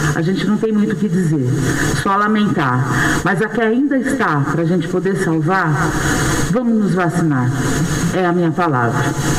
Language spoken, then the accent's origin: Portuguese; Brazil; como brasileira